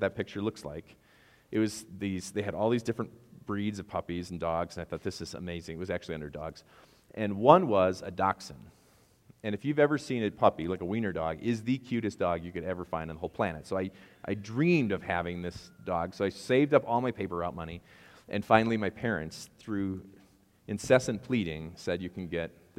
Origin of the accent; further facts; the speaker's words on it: Wisconsin, United States; I'm from Wisconsin, and I have no idea how to say baggage without some kind of accent